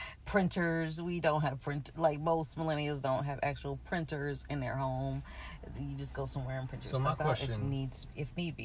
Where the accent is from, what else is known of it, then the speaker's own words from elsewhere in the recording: New York City, New York, United States; I grew up in New York City